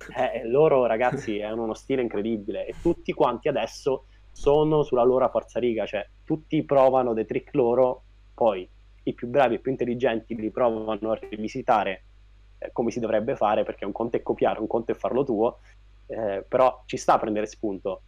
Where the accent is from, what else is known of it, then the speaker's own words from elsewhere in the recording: Pescara, Abruzzo, Italy; also born or lived in Rome; ho studiato a Roma, io sono di Pescara, e finita l'università sono tornato a Pescara